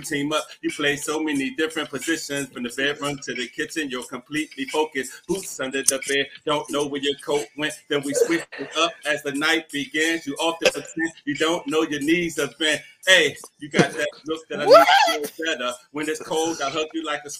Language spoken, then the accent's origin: English; Washington, District of Columbia, United States; I am a born and raised Washingtonian. I was born and raised in Washingtonia